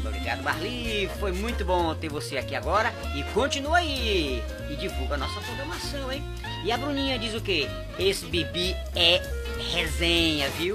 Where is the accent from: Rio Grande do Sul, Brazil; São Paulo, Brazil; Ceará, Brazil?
Ceará, Brazil; Fortaleza; moved away; Fortaleza querida! É a, minha, a terra que eu nasci, gente. É a terra que eu, que eu nasci. Eu sou cearense